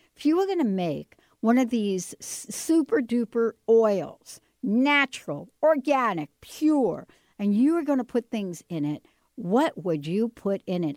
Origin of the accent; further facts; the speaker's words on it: New Jersey, United States; I'm from Jersey.